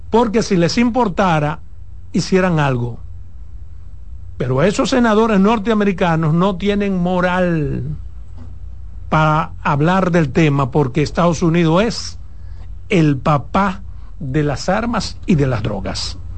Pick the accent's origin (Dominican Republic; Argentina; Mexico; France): Dominican Republic; Pero eso me luce a mí como dominicano, no solo decirlo, demandarlo al gobierno.